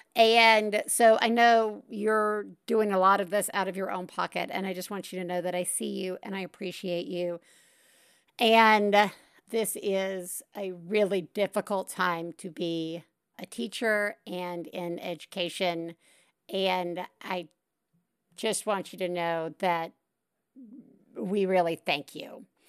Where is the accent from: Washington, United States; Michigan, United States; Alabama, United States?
Alabama, United States; Tuscaloosa; We grew up in Tuscaloosa, Alabama